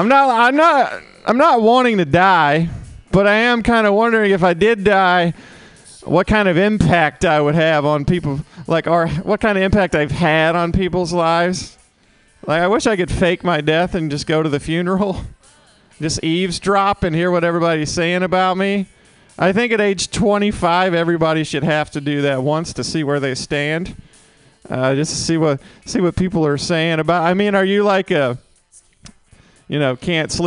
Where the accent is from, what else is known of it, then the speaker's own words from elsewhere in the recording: Mississippi, United States; I'm from Mississippi, in case you can't tell from this sexy accent